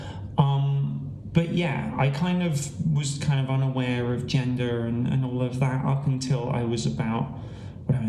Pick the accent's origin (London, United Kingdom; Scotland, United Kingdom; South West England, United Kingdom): South West England, United Kingdom; Gloucester; born in Gloucester